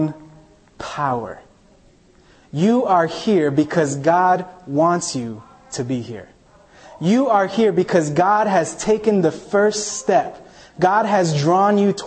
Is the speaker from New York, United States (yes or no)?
yes; New York City, New York, United States; also born or lived in Chile; I grew up in Staten Island, New York